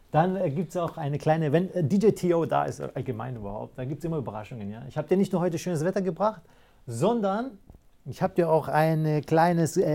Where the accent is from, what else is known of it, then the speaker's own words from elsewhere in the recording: Greece; now in Germany; ursprünglich komme ich ja aus, aus dem Griechenland.